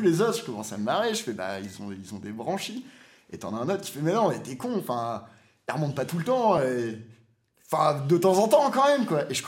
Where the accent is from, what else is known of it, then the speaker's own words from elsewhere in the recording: Réunion, France; also born or lived in Martinique / Brussels; moi, j'ai grandi à La Réunion, j'ai vécu à Martinique j'ai vécu à